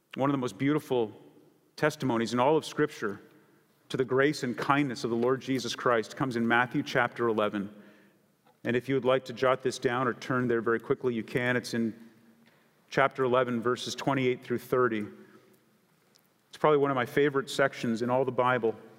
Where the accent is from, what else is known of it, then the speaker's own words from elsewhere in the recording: Canada; now in San Diego, United States; I grew up in Canada